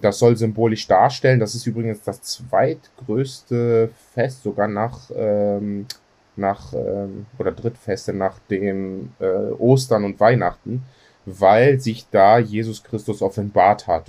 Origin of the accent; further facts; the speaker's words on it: Greece; bei uns in Griechenland